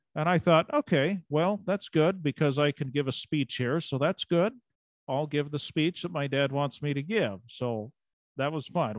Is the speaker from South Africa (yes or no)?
no; United States; also born or lived in Eastern Oregon / Western Idaho; I grew up in Eastern Oregon and Southwest Idaho, or Western Idaho